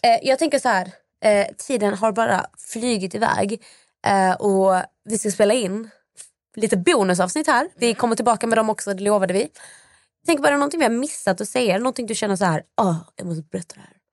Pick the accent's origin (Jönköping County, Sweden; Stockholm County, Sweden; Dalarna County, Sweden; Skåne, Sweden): Skåne, Sweden; Malmö; jag kommer från Malmö